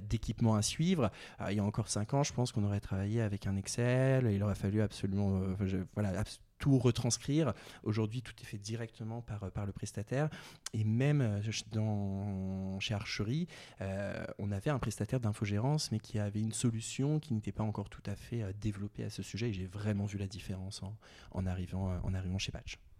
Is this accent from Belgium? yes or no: no; Val-d'Oise, Île-de-France, France; moved away as an adult; also born or lived in Réunion; j'ai grandi, euh, grandi dans le Val d'Oise